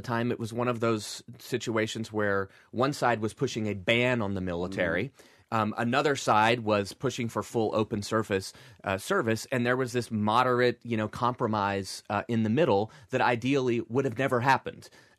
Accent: Deep South, United States; You know, growing up in the Deep South, I went to a Southern Baptist church Sunday morning, Sunday night, and when Mom got her way Wednesday night too.

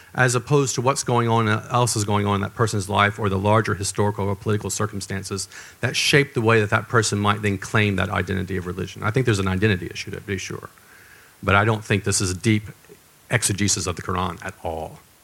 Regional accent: the South, United States; I'm from the South in the United States.

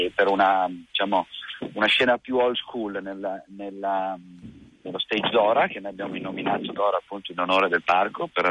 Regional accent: Turin, Piedmont, Italy; siamo torinesi

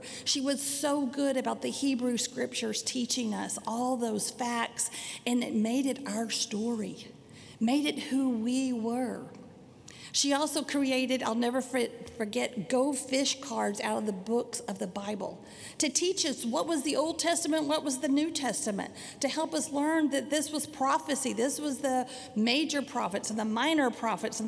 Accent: Sanger, United States; I grew up in Sanger United Methodist Church. It was a little small town

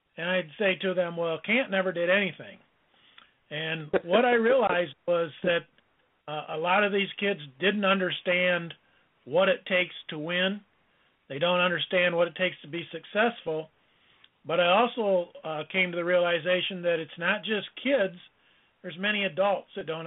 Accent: Allegan, Michigan, United States; I enjoyed a career as a basketball coach in my hometown of Allegan, Michigan

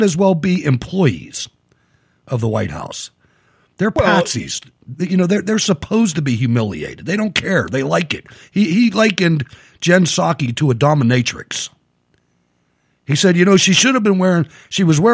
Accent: Pittsburgh, Pennsylvania, United States; I'm from Pittsburgh

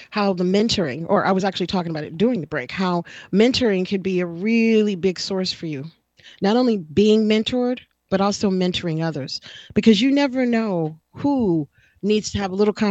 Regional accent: Texas, United States; now in California, United States; And I never really did because I came from Texas and I already knew you know, it could be very hot

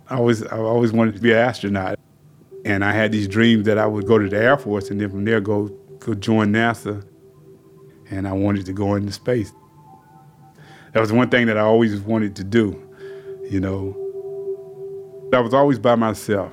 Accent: South Carolina, United States; growing up in South Carolina

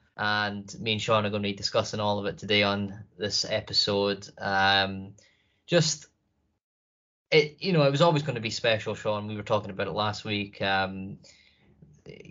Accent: United Kingdom; being a Brit

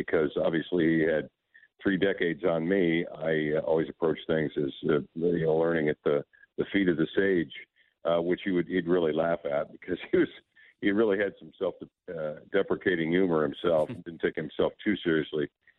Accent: Indianapolis, Indiana, United States; moved away; I grew up in Indianapolis, Indiana.

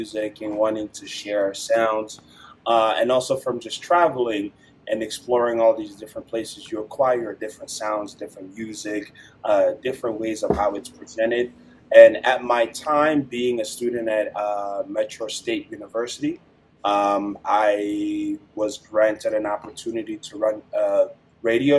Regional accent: DR Congo; now in Colorado, United States; I'm a kid from Democratic Republic of Congo, but I live in Colorado now

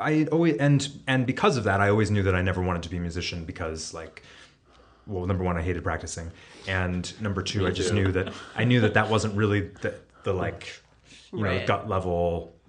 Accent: Cooperstown, New York, United States; I grew up in Cooperstown, like 10 minutes from Glimmerglass.

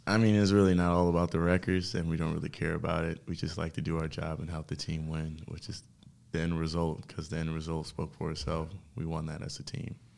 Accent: Detroit, Michigan, United States; moved away as an adult; also born or lived in Princeton; I come from Detroit, Michigan

